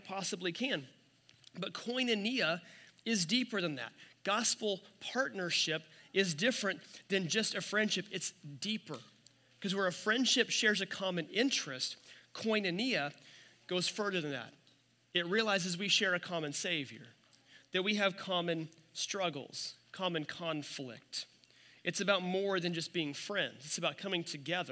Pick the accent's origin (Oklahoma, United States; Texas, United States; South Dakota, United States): Oklahoma, United States; Miami; Leon Weiss that was kind of Miami's pastor, my hometown